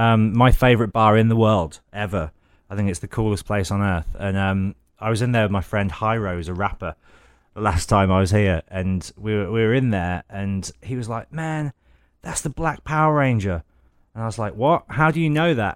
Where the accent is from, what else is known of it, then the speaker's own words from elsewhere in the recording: Midlands, United Kingdom; I come from the Midlands